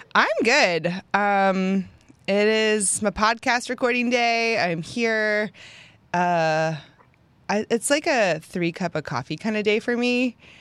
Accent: Pennsylvania, United States; moved away as an adult; now in Houston, United States; I'm from Pennsylvania, got married, moved to Houston

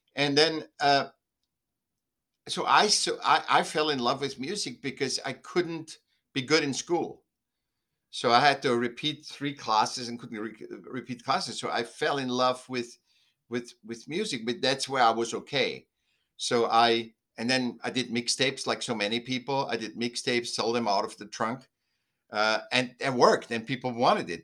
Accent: Vienna, Austria; I was born in Vienna, Austria, and, um, was a sick child. Then I went to school

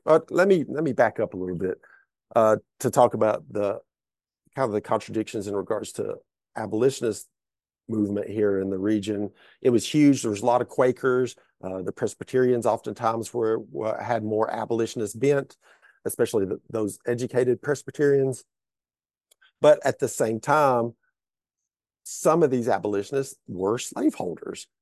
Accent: Hamblen County, Tennessee, United States; I grew up in Hamilton County, Tennessee, uh, which is, uh, in Northeast Tennessee.

